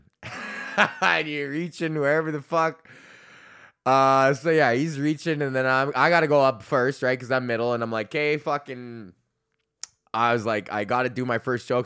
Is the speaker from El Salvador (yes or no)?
no; Alberta, Canada; I'm from Alberta